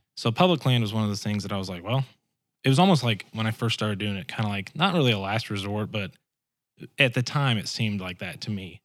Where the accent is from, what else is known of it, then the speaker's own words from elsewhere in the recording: Springfield, Missouri, United States; also born or lived in South Georgia; when we moved back here, we lived in Springfield, and, uh, that's where I kinda grew up